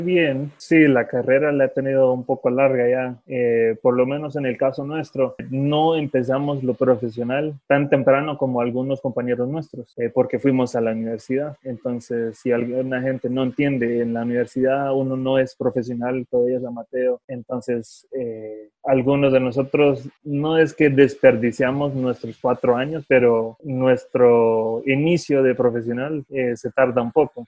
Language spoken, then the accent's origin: Spanish; Los Angeles, California, United States; moved away as an adult; also born or lived in New York; now in Guatemala; yo de Los Ángeles a Nueva York